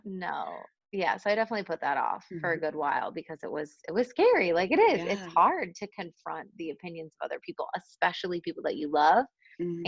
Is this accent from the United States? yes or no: yes; Buffalo, New York, United States; moved away as an adult; now in Madrid, Spain; i grew up in the states i'm originally from buffalo new york